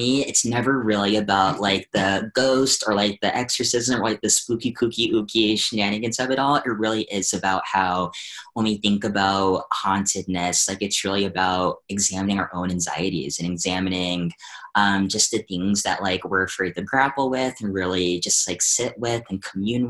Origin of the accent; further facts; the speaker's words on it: Hampton, Virginia, United States; we're from the same area, Virginia, coastal Virginia. I'm from Hampton